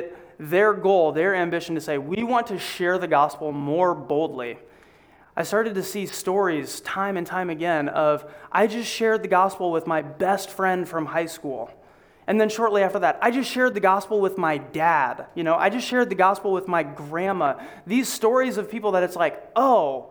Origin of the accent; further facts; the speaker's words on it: Iowa, United States; we're from Iowa